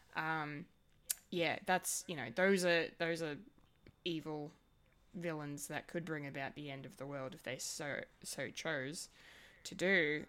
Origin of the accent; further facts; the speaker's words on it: Australia; as an Australian